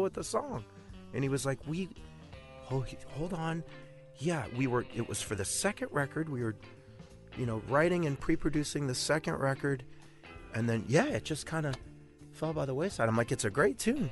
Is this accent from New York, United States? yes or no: no; Miami, Florida, United States; moved away as an adult; now in Los Angeles, United States; I'm from Miami